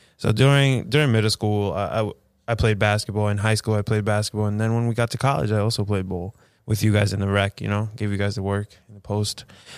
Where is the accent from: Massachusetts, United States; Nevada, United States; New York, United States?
New York, United States; Queens; Yeah, I grew up in Ozone Park.